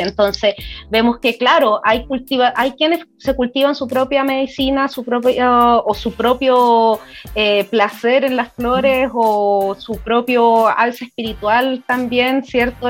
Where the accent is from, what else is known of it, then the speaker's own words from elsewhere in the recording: San Felipe, Valparaíso, Chile; also born or lived in Santiago; nací en Santiago, pero me vine muy chica al Valle de Aconcagua, San Felipe